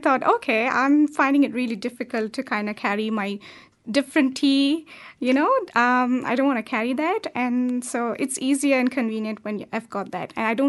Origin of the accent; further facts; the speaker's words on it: India; Yeah, that's right.